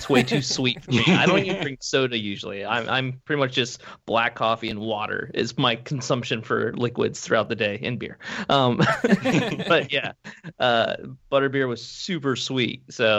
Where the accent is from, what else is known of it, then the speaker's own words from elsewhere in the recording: Ohio, United States; I'm originally from Ohio.